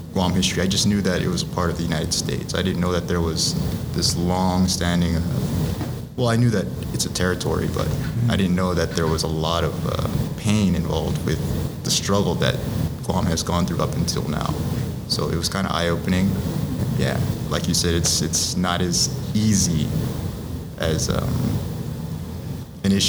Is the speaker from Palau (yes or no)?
yes; Palau; moved away; growing up in Palau